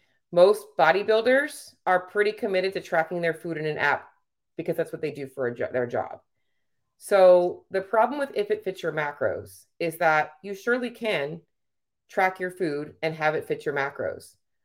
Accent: Canada; I am a Canadian IFBB pro bodybuilder.

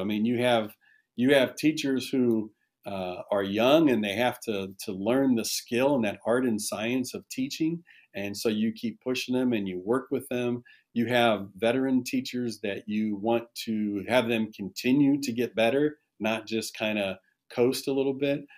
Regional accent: Shelby, Ohio, United States; I, I, actually graduated from Shelby. This is my hometown

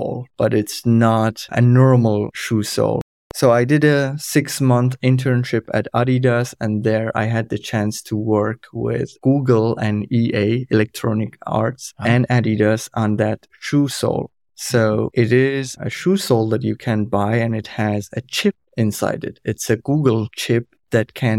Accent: Iran; first language Kurdish; English is a second language; moved away as an adult; also born or lived in Germany; now in Forchheim, Germany; I'm originally from Iran. My family and I, we moved to Germany in January 2016, as refugees

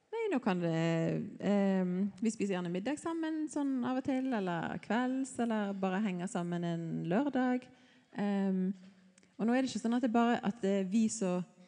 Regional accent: a little north of Bergen, Vestland, Norway; moved away; Jeg er litt nord fra Bergen

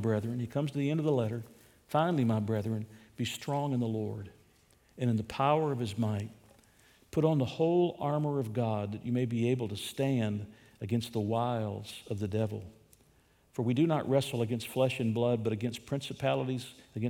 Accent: United States; as American citizens

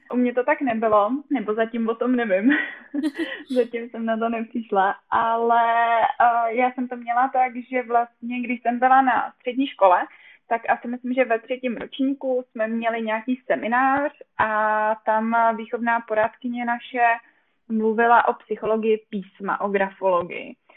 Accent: a small village in South Bohemia, South Bohemian Region, Czechia; moved away as an adult; now in Brno, Czech Republic; já úplně pocházím z malé vesničky, ale to tady asi nebudu tak jako říkat v jižních Čech

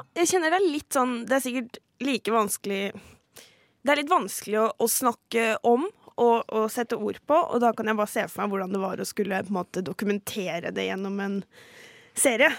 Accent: Halden, Østfold, Norway; moved away as an adult; now in Oslo, Norway; Jeg var tolv år da 22.07 skjedde, og satt hjemme i Halden

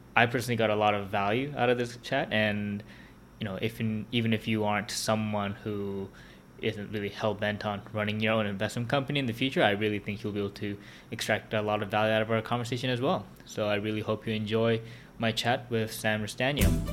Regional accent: Vancouver, British Columbia, Canada; I grew up in Vancouver

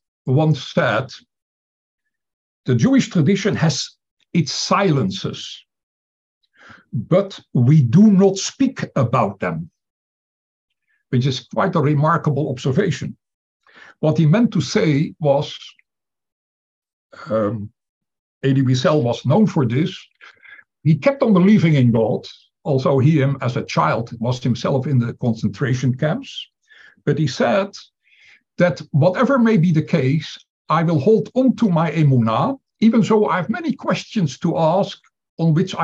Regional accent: Amsterdam, North Holland, Netherlands; I was born in Amsterdam

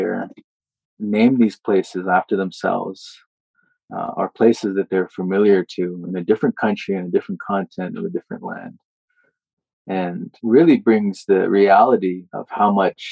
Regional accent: Morley, Alberta, Canada; I've grown up saying I'm from Morley

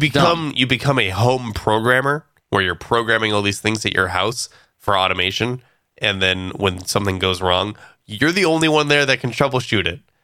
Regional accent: California, United States

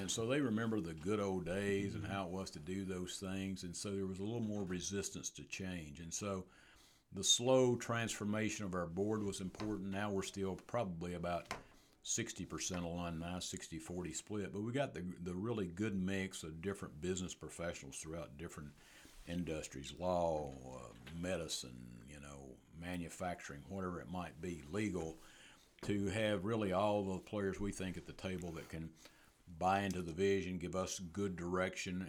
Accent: East Tennessee, United States; moved away as an adult; also born or lived in Dover, Delaware; I'd spent seventeen years at Lincoln Memorial University in East Tennessee, which was close, was in, actually in my hometown, where I, uh, where I grew up

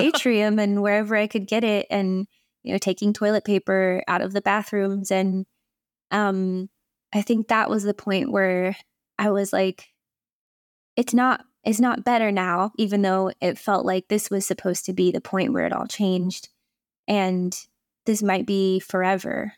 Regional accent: Indiana, United States; I grew up in Indiana

